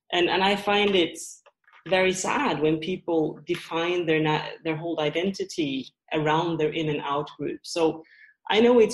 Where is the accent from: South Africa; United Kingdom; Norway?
Norway; also born or lived in Sweden; So in my case, I grew up in Norway and Sweden, and my father was English. So I'm a third culture kid.